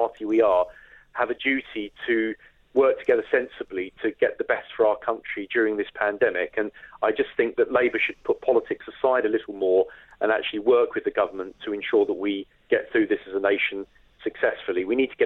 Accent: United Kingdom; we are British

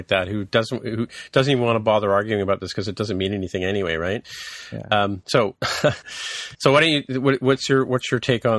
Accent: England, United Kingdom; No, because I came from England where we played Snakes and Ladders.

